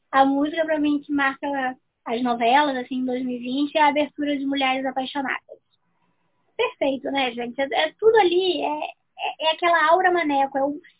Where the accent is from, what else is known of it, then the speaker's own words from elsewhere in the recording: Brazil; Sou brasileira